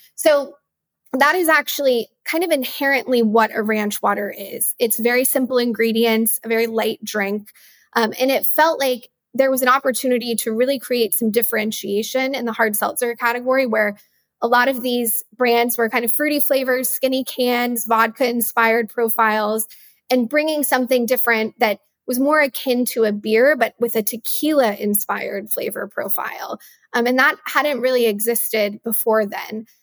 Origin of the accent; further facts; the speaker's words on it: West Texas, United States; I grew up in West Texas